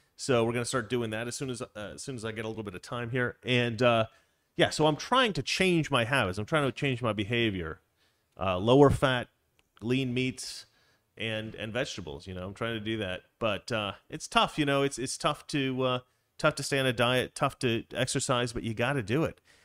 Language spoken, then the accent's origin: English; Oregon, United States; I grew up in Oregon